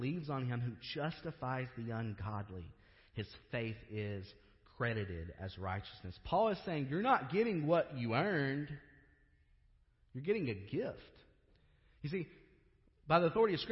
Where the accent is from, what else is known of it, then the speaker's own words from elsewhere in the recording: Kentucky, United States; I grew up in Kentucky.